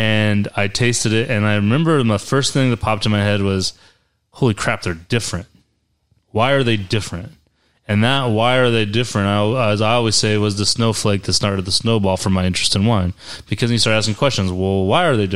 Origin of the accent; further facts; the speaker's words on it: Central Valley, California, United States; moved away; also born or lived in upstate New York; I'm originally from California. And so I moved there about the time I got into wine. I'm from the Central Valley